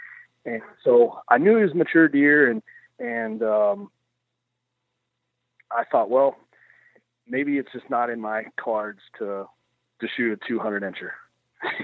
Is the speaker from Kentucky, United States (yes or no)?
yes; Kentucky, United States; I'm a hillbilly from Kentucky. I like venison as well.